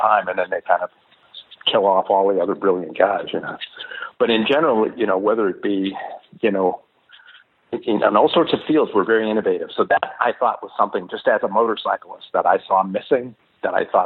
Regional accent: Pittsburgh, Pennsylvania, United States; moved away; I came from Pittsburgh, so I came from a town that was ravaged

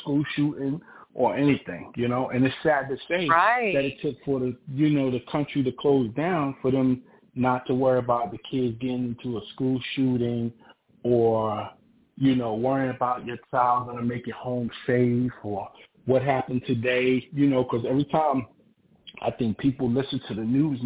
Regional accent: New York City, New York, United States; I grew up in East New York

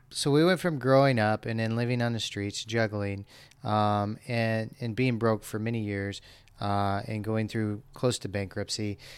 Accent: Los Angeles, California, United States; I grew up in Los Angeles.

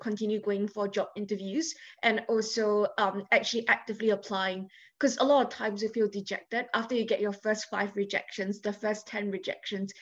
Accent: Singapore; moved away as an adult; I came from Singapore. It's a Chinese majority country. I've never dealt with any kind of prejudice against me or against my status because I was always Singaporean.

